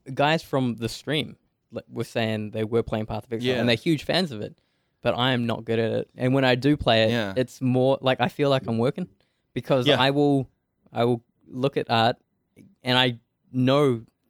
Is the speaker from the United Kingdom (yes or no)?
no; New Zealand; And I'm from New Zealand.